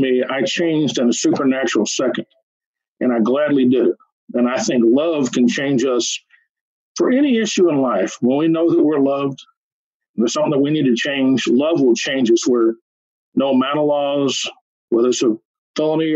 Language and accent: English; New Mexico, United States; also born or lived in Texas; I was born in Texas, but raised in New Mexico from age 3 on